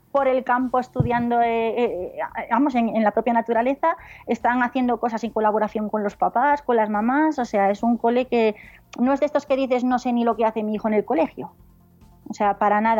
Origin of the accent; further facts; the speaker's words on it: León, Castile and León, Spain; also born or lived in Palencia / Mallorca; now in Soria, Spain; No, no soy de aquí, yo soy de León.